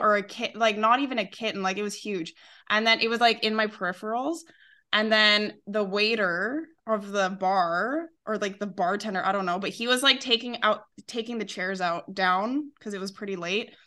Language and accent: English; Calgary, Alberta, Canada; moved away as an adult; now in Seville, Spain; I'm from Calgary, Canada